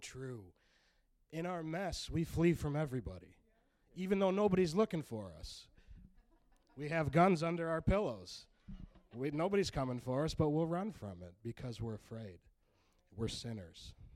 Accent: Grand Rapids, Michigan, United States; I'm 34 from Grand Rapids

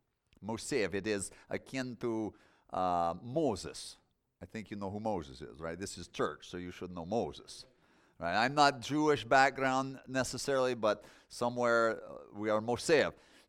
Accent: Moldova; I want to tell my story about growing up in Moldova and some things God did with me.

